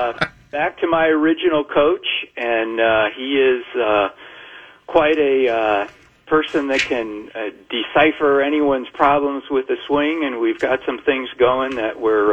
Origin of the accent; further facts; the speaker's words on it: Wadsworth, Ohio, United States; right here in my hometown of Wadsworth.